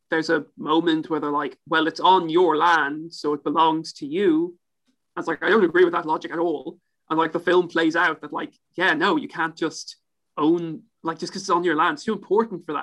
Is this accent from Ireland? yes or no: no; Ipswich, East of England, United Kingdom; I'm, I'm from Ipswich.